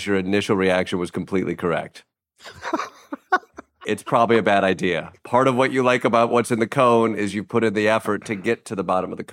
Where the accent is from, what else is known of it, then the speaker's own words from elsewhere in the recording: Kalamazoo, Michigan, United States; I grew up in Kalamazoo